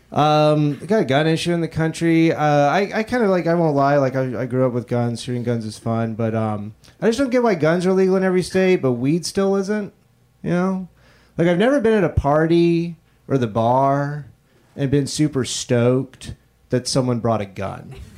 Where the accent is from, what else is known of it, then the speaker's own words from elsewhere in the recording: Florida, United States; I'm from Florida